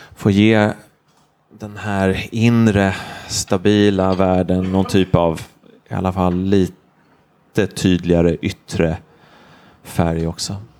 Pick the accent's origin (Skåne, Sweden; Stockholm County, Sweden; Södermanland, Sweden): Stockholm County, Sweden; Stockholm; jag är journalist eller kommer från Stockholm eller är 39 år gammal